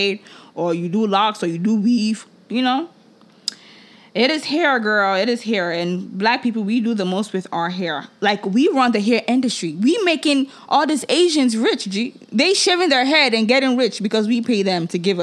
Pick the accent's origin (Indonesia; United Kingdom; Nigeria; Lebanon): Nigeria; now in United States; I come from Nigeria